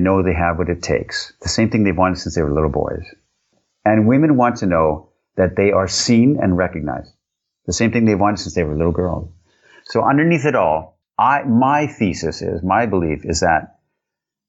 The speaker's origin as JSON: {"language": "English", "country": "Canada", "moved": "yes", "lives_now": "Europe", "said": "I'm Canadian. I live in Europe"}